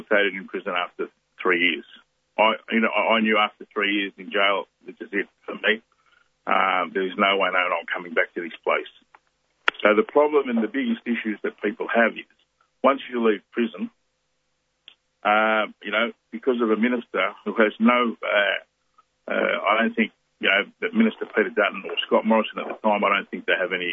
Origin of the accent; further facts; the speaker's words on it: Melbourne, Victoria, Australia; also born or lived in Tonga; I grew up in Australia